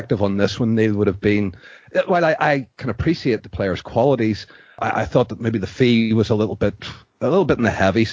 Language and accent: English; Bangor, Northern Ireland, United Kingdom; moved away as an adult; now in Brazil; I live in Brazil. As you can tell from my wonderfully Brazilian accent, by way of Bangor County down in Northern Ireland, and I'm out here for 5 years.